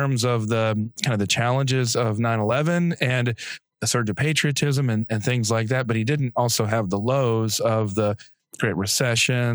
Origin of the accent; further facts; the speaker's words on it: South Dakota, United States; moved away; where'd you grow up? And I say South Dakota